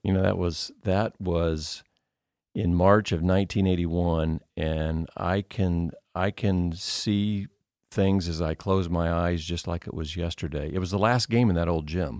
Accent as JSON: {"language": "English", "region": "Indiana", "country": "United States", "tie": "born or raised there", "moved": "as an adult", "lives_now": "Cedarville, United States", "said": "I grew up in Indiana, which is just basketball"}